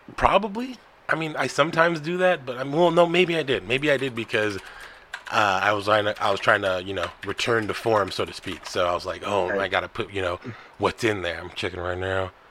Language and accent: English; United States; I'm American.